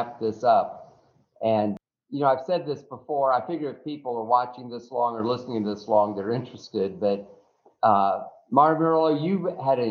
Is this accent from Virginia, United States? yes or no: no; Florida, United States; I was from Florida